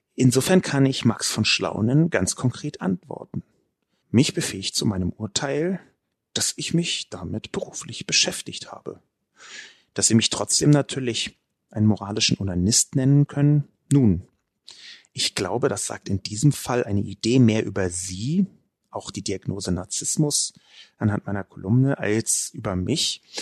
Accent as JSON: {"language": "German", "region": "Berlin", "country": "Germany", "tie": "born or raised there", "said": "Ich bin in West-Berlin geboren und aufgewachsen"}